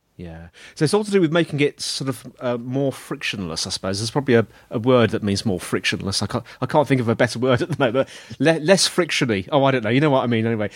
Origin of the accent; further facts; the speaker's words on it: United Kingdom; I'm British